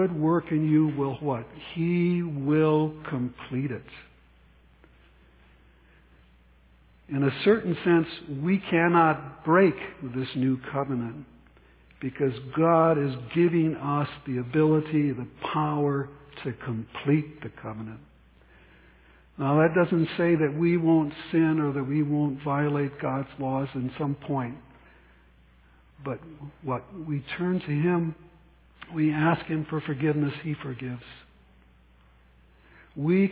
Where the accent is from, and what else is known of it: United States